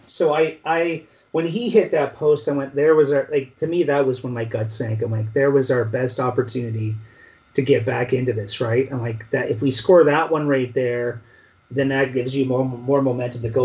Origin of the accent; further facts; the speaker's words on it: Canada; as Canadian